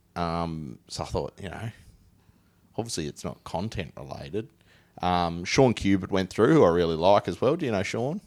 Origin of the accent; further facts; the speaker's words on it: Huon Valley, Tasmania, Australia; accent: Tasmanian; I'm from the Huon Valley.